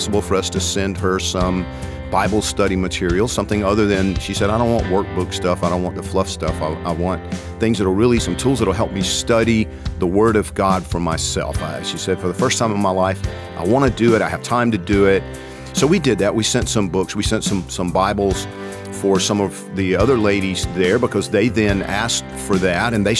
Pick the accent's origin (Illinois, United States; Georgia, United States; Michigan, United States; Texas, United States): Georgia, United States; moved away; I'm from Georgia